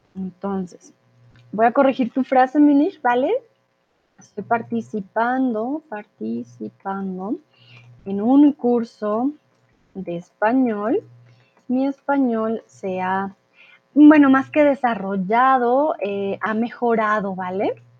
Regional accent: Colombia; soy de Colombia, tutora de español aquí en Chatterbox

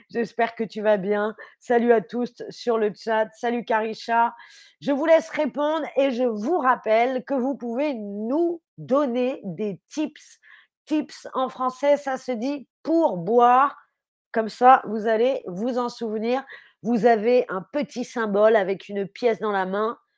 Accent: France; Je suis française, évidemment que j'ai cuisiné.

